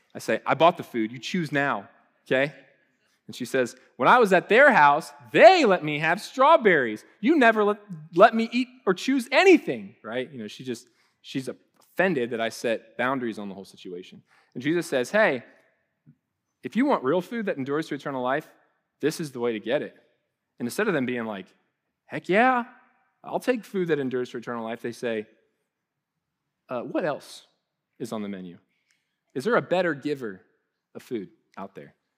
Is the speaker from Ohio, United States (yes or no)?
yes; Columbus, Ohio, United States; moved away; we're from Columbus